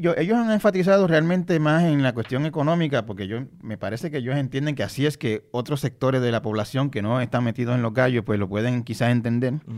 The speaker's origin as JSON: {"language": "Spanish", "town": "Santa Isabel", "country": "Puerto Rico", "tie": "born or raised there", "said": "En donde yo me crié en Santa Isabel"}